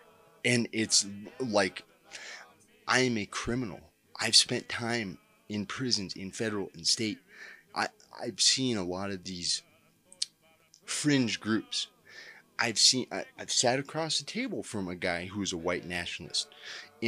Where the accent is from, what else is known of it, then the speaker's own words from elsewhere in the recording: Colorado, United States; my home state of Colorado